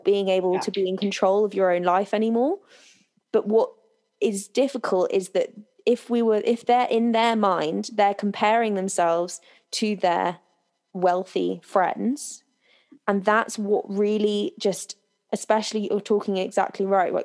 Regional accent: United Kingdom; me and you growing up in Britain

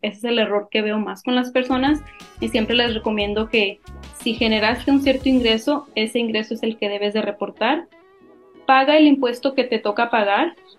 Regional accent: Mexico; now in San Antonio, United States; soy mexicana, tengo varios tiempos viviendo aquí en la ciudad de San Antonio

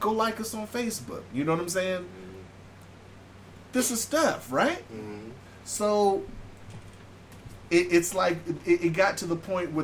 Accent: California, United States; now in Alaska, United States; born and raised in California and then living here

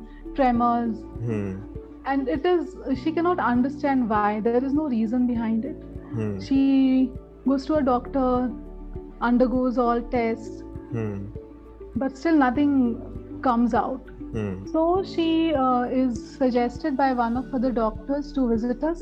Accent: Pune, Maharashtra, India; moved away as an adult; now in Delhi, India; I was born and brought up in Pune, and after pursuing my law, I shifted my base to Delhi

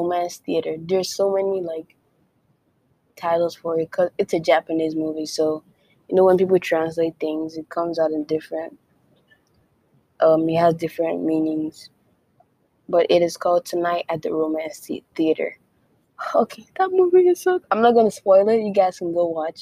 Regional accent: Calabar, Cross River, Nigeria; accent: Nigerian; American; first language Efik; English is a second language; now in United States; I am Nigerian. I was born and raised in Nigeria. And then I moved here to the United States. So I do speak my mother tongue, which is Efik. I am Calabar Cross River babe.

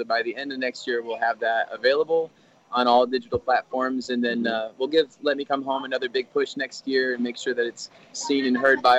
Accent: outside of Flint, Michigan, United States; now in New York City, United States; I'm originally from Michigan, outside of Flint.

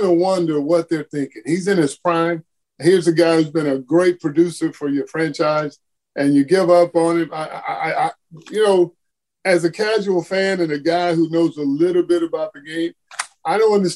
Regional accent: Houston, Texas, United States; I'm from Houston too

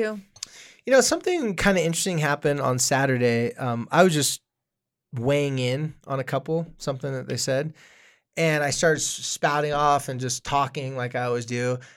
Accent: Carlsbad, California, United States; I was from Carlsbad, California

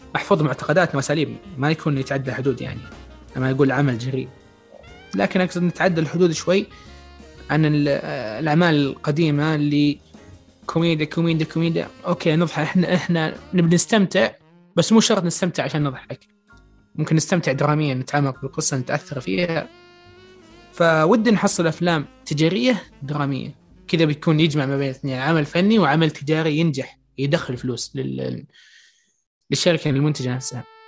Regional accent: Saudi Arabia; عندنا في السعودية

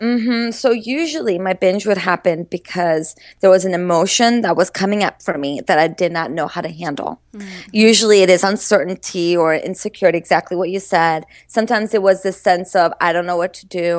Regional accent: Maryland, United States; moved away as an adult; also born or lived in Brazil / Boston; I was growing up in Maryland.

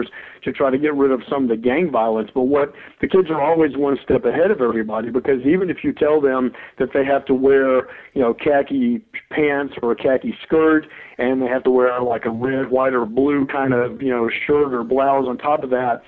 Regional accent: Mobile, Alabama, United States; I grew up in Mobile, Alabama as a white male

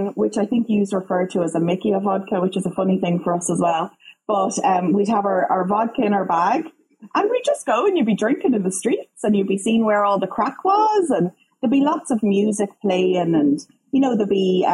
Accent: Dublin, Leinster, Ireland; born or raised there; also born or lived in Galway, Ireland; now in Canada

